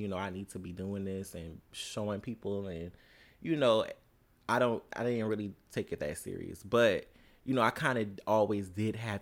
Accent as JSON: {"language": "English", "town": "Savannah", "region": "Georgia", "country": "United States", "tie": "born or raised there", "said": "I'm from Savannah, Georgia"}